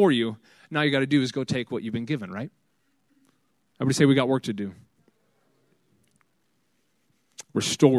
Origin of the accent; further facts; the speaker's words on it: Fife, Washington, United States; Fife is my hometown. I graduated Fife High School right there, 2007